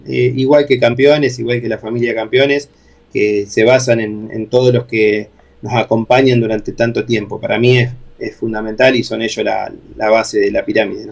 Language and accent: Spanish; Argentina